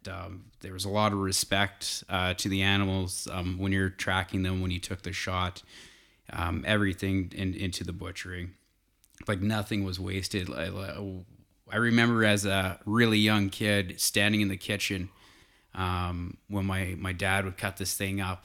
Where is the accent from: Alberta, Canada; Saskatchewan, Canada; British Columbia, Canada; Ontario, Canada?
Alberta, Canada; south of Calgary, Southern; also born or lived in Edmonton; I grew up in Southern Alberta, south of Calgary, by about an hour. So the Porcupine Hills is, is home to me